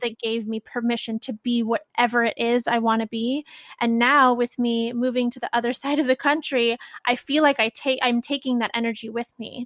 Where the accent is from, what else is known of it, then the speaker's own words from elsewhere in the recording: Bay Area, California, United States; I'm from the Bay Area